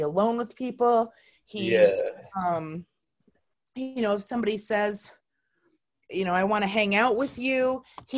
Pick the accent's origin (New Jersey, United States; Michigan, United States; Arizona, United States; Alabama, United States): Michigan, United States; Marshall; my hometown of Marshall, Michigan